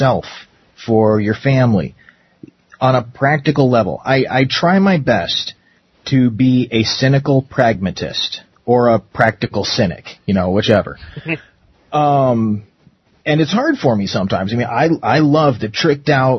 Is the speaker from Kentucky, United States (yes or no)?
no; Arizona, United States; growing up in Arizona for so long.